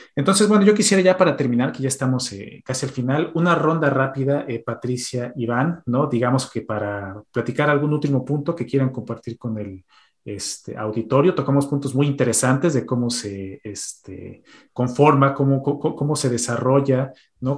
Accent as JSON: {"language": "Spanish", "country": "Mexico", "moved": "yes", "lives_now": "Sweden", "said": "como mexicanos"}